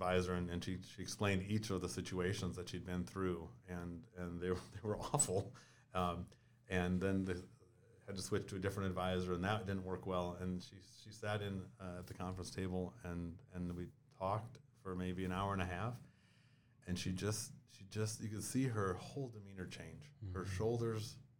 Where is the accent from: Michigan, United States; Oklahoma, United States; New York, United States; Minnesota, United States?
Minnesota, United States; New Ulm; I grew up in New Ulm, Minnesota, small town, youngest of 5 kids